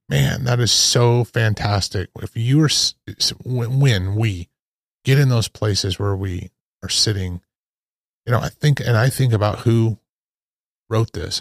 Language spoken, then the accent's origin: English; Idaho, United States; when I was a kid, uh, growing up in Idaho and on my grandparents' farm